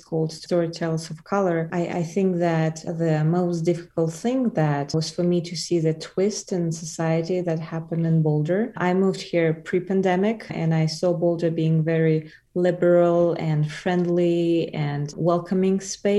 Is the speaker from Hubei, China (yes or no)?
yes; Wuhan, Hubei, China; English is a second language; I'm a person from Wuhan, China.